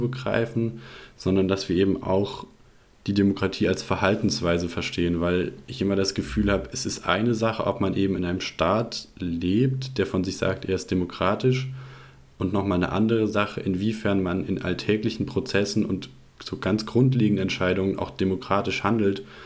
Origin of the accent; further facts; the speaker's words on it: Rhineland-Palatinate, Germany; moved away as an adult; also born or lived in Baden-Württemberg; ich bin aufgewachsen in Rheinland-Pfalz und bin da auch zur Schule gegangen.